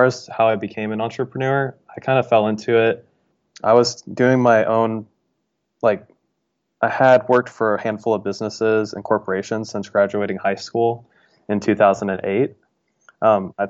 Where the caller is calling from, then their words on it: Dayton, Ohio, United States; I'm calling from Dayton, Ohio.